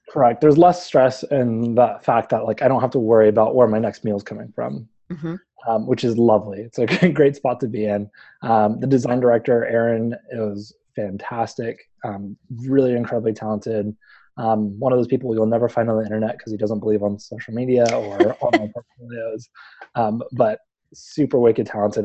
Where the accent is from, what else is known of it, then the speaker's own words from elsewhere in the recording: Houston, Texas, United States; moved away; I grew up in Houston. I spent most of my life in Houston